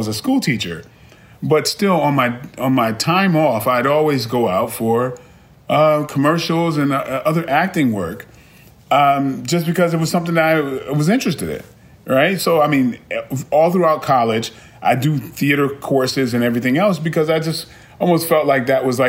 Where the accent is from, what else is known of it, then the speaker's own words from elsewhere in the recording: Brooklyn, New York, United States; I mean, I grew up in a tough environment. I was originally from Brooklyn.